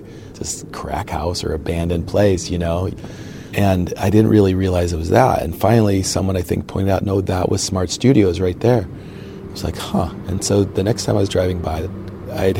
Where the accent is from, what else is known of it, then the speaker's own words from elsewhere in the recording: Cleveland, Ohio, United States; Born and raised in the Cleveland area